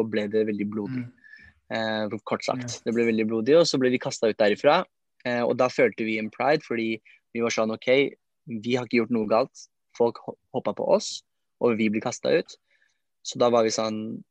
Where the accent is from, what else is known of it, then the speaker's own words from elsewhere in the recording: Oslo, Norway; vi er jo fra Lindeberg, Trosterud, Furuset-området